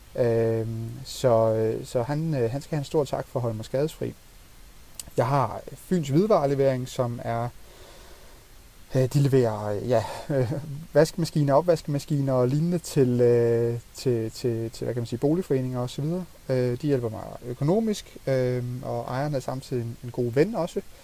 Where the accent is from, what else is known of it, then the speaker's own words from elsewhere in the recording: Funen, Southern Denmark, Denmark; jeg jo meget Fynbo